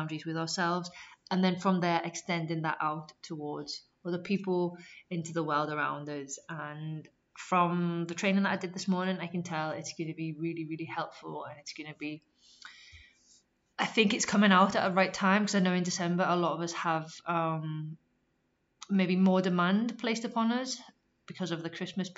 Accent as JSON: {"language": "English", "town": "Liverpool", "region": "North West England", "country": "United Kingdom", "tie": "born or raised there", "also_born_or_lived": "Sheffield / Leeds / Canterbury / Barcelona", "moved": "as an adult", "said": "I moved from Liverpool, where I'm originally from, to Sheffield"}